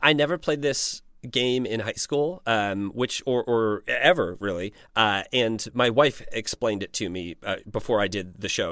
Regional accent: Indiana, United States; I'm still from Indiana, and there was, there truly was not much

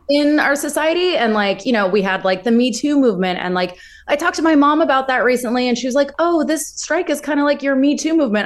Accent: Ventura, California, United States; where I grew up in Ventura

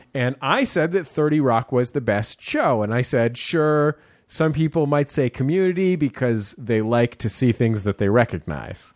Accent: San Francisco, California, United States; I grew up in San Francisco

